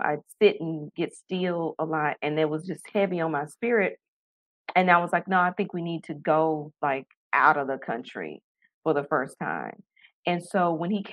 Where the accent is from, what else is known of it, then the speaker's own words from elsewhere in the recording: Tennessee, United States; moved away as an adult; also born or lived in Taiwan; a little girl from Tennessee who hadn't left the country until her wedding day